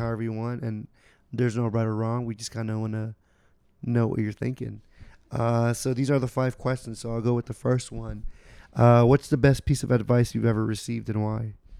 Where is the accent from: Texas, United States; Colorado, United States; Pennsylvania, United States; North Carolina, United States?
Texas, United States; Houston; now in Austin, United States; I grew up two, three hours away from here. I'm from Houston.